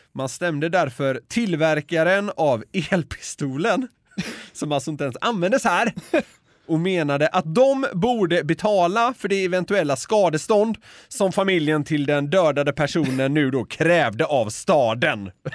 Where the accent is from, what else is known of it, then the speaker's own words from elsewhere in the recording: Sweden; som svensk